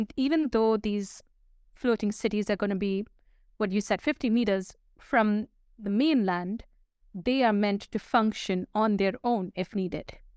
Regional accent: Dubai, United Arab Emirates; I grew up in Dubai.

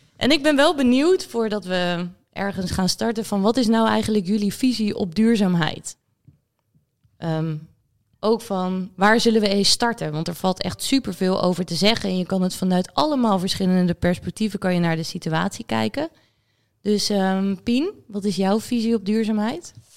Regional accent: Netherlands; wij als Nederlanders

